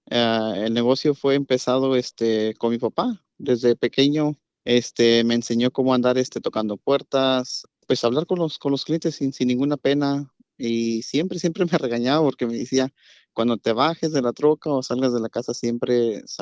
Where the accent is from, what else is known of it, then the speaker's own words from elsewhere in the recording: Puebla, Mexico; de Pueblo Piolín